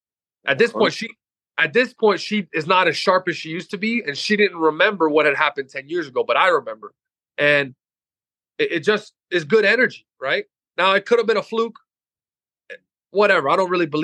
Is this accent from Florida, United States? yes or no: yes; Loxahatchee, Florida, United States; I grew up in Loxahatchee.